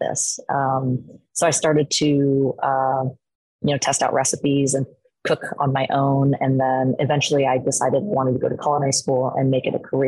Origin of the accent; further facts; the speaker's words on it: Portland, Oregon, United States; I was born and raised here in Portland, Oregon.